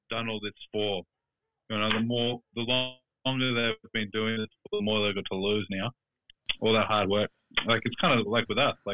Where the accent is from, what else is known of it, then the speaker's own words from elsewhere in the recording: Brunswick, Victoria, Australia; I used to live in Brunswick. I grew up in Brunswick